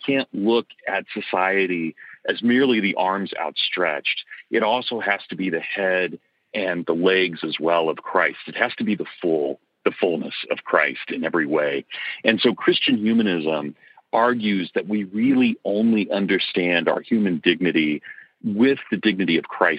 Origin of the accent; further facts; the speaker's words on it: Kansas, United States; accent: Kansas; My Kansas accent